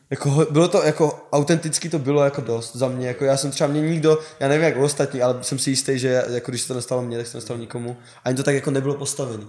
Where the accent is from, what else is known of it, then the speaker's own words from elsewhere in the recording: Olomouc, Olomouc Region, Czechia; jsem z Olomouce